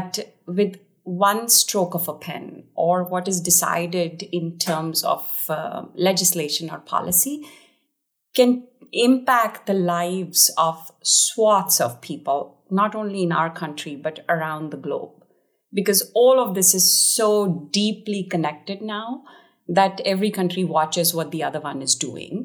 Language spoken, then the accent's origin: English; India; I was born in India